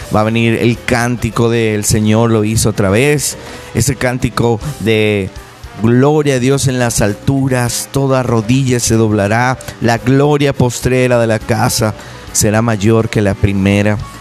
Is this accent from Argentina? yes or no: no; Venezuela; moved away; nosotros que somos venezolanos, y estamos acá